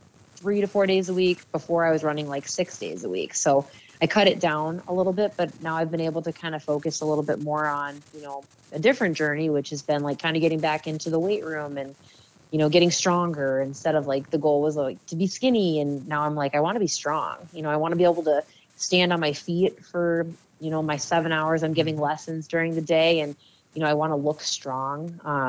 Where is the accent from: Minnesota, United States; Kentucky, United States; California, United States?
Minnesota, United States; Eagan; settled in a place in Eagan, which was my hometown